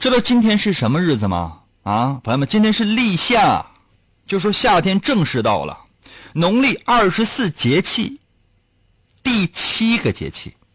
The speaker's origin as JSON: {"language": "Chinese", "region": "Liaoning", "country": "China", "said": "我们辽宁这边"}